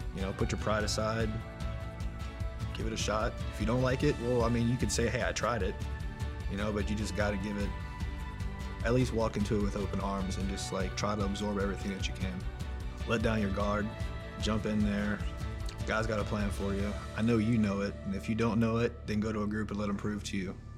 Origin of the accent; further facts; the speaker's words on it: New Orleans, Louisiana, United States; moved away as an adult; also born or lived in Baltimore, Maryland; Born and raised in New Orleans.